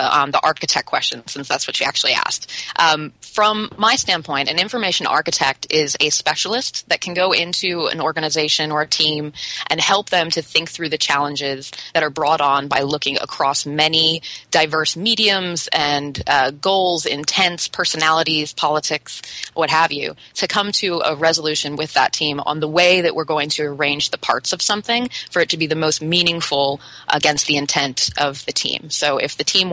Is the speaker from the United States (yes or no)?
yes; United States; being an American